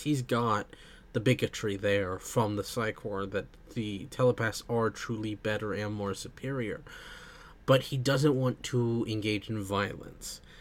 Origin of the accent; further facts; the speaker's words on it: United States; being American myself